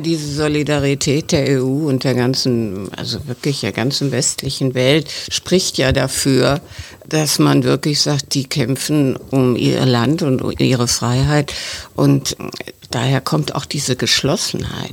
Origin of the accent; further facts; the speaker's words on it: West Germany, Germany; als Westdeutsche